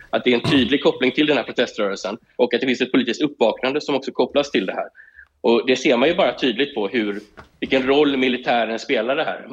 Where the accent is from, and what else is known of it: Sweden; moved away as an adult; now in Israel